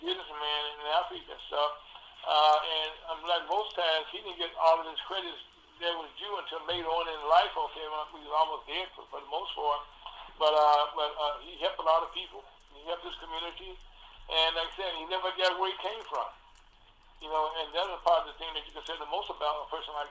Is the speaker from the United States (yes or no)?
yes; Vicksburg, Mississippi, United States; I grew up in Vicksburg, Mississippi